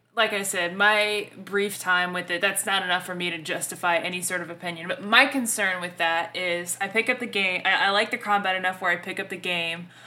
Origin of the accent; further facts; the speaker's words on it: the South, United States; accent: Southern; I'm from the South. Like, I realize I fuck up shit with my accent